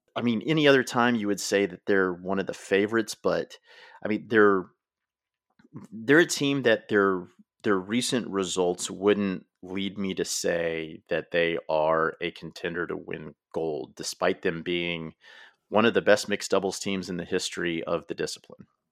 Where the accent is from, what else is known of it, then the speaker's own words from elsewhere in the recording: United States; I am an American